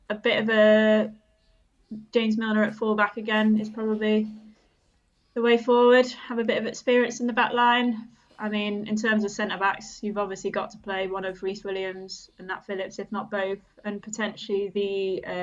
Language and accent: English; Germany; so I grew up in Germany because my dad was in the RAF.